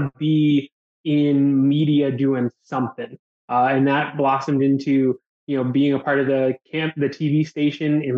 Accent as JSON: {"language": "English", "town": "Buffalo", "region": "New York", "country": "United States", "tie": "born or raised there", "moved": "yes", "lives_now": "Jacksonville, United States", "said": "Born and raised in Buffalo, New York"}